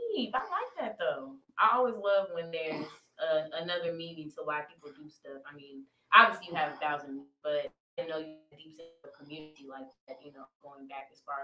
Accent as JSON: {"language": "English", "town": "Waukegan", "region": "Illinois", "country": "United States", "tie": "born or raised there", "said": "I definitely had some community moments in my life growing up, just in Waukegan too."}